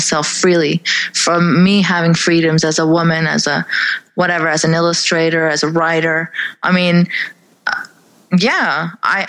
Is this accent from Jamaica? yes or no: no; Saudi Arabia; also born or lived in Pakistan; now in Canada; I grew up in Saudi